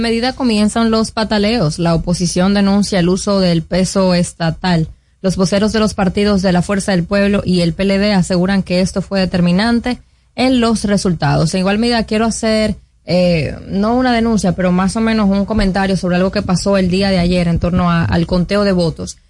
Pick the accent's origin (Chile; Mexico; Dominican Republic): Dominican Republic; como dominicano